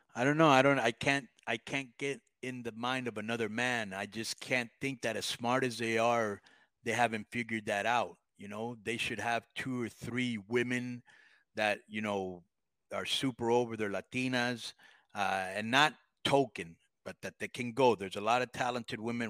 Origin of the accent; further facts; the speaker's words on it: United States; I grew up in the United States.